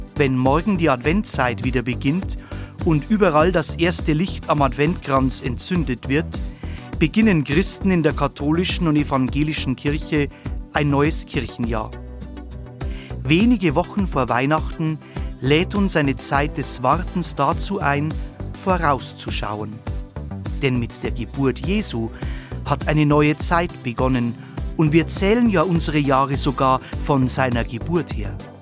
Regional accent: Bavaria, Germany; bei uns in Bayern

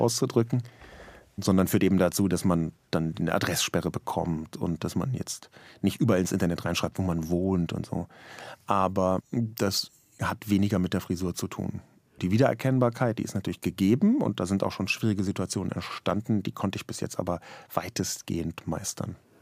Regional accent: Berlin, Germany; weil ich in West-Berlin geboren und aufgewachsen bin

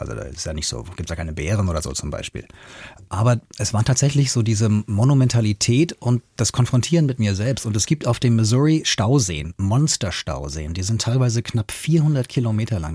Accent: Hanau, Hesse, Germany; born or raised there

